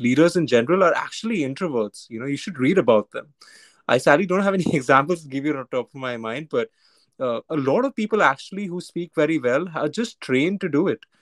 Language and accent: English; Mumbai, Maharashtra, India; I was born and brought up in Bombay.